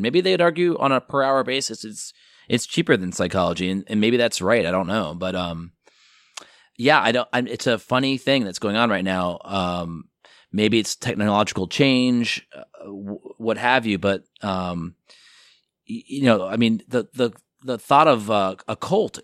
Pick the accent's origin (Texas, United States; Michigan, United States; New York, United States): New York, United States; outside of New York City, United States; also born or lived in Chicago; now in Los Angeles, United States; I grew up outside of New York City